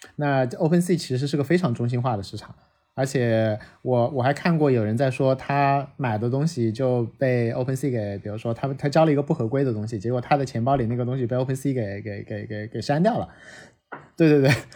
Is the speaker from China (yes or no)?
yes; China; 作为一个中国人看到那些报告的心态非常地酸涩